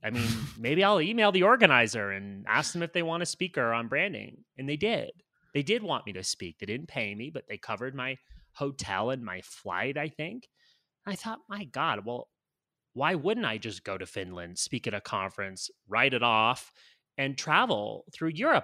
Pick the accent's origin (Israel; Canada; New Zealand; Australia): Canada; moved away as an adult; also born or lived in United States / Los Angeles; now in Colombia; I'm Canadian. I U, did university my undergrad in Canada